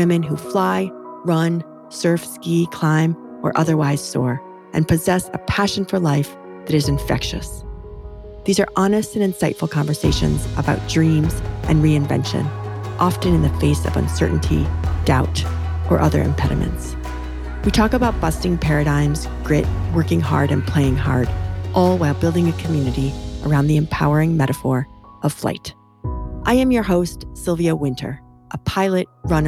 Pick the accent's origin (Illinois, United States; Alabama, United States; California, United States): Illinois, United States; We grew up in Illinois, and our mothers are sisters